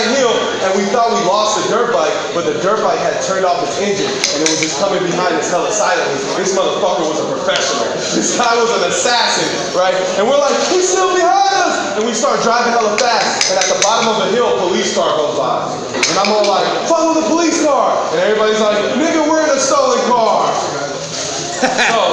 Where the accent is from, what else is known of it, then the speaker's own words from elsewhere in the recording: San Francisco, California, United States; I'm from Frisco